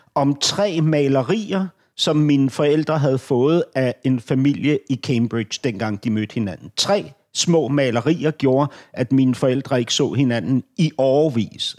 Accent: Denmark; jeg er som danskerne er flest

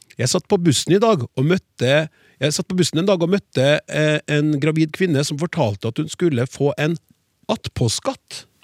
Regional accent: Trøndelag, Norway; som trønder

